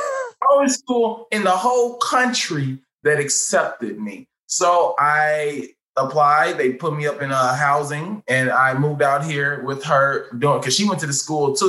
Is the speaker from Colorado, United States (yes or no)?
no; St. Louis, Missouri, United States; now in Los Angeles, United States; I went to Hazelwood Central